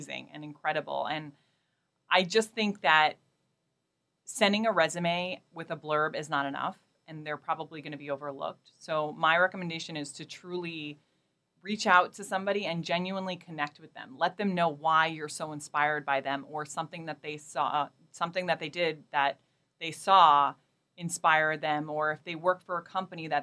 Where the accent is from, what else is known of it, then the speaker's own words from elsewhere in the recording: New York City, New York, United States; moved away as an adult; also born or lived in Portland, Oregon; I grew up in Queens and Brooklyn, where I never thought I'd ever leave New York